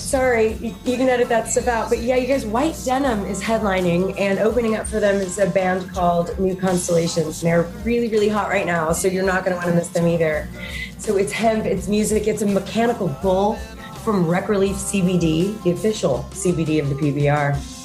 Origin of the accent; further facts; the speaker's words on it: Texas, United States; moved away; We're from Texas